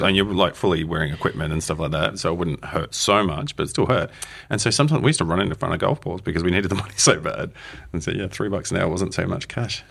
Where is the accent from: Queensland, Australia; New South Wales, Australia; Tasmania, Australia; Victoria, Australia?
Victoria, Australia; Melbourne; moved away as an adult; also born or lived in United States / United Kingdom; now in Wellington, New Zealand; I'm from Melbourne